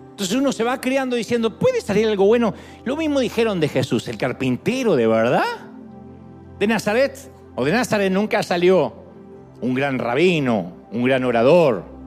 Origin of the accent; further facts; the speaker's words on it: Argentina; moved away; soy un, argentino encantador